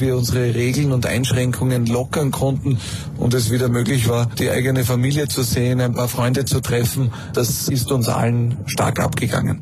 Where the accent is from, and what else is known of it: Austria